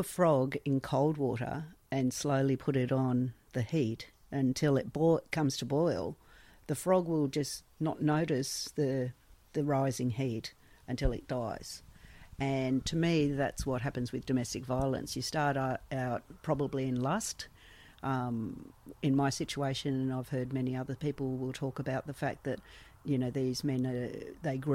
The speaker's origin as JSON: {"language": "English", "town": "Sydney", "region": "New South Wales", "country": "Australia", "tie": "born or raised there", "said": "I was born and raised in Sydney"}